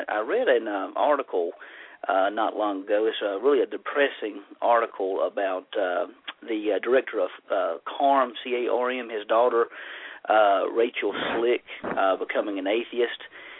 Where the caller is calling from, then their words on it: North Carolina, United States; I'm actually here in North Carolina.